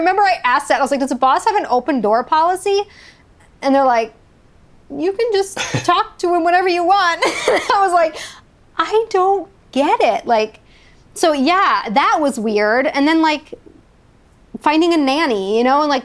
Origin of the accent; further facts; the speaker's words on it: Wisconsin, United States; moved away as an adult; also born or lived in Cleveland, Ohio; I was from Wisconsin